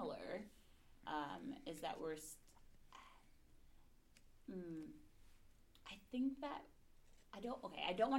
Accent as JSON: {"language": "English", "town": "Columbia", "region": "Maryland", "country": "United States", "moved": "yes", "lives_now": "Los Angeles, United States", "said": "I'm from Maryland, in this like little town called Columbia outside of Baltimore"}